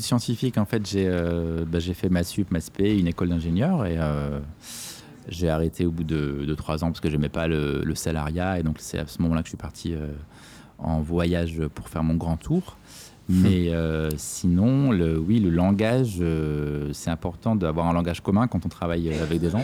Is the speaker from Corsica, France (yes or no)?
yes; Corsica, France; je suis né en Corse et que j'aime beaucoup cet endroit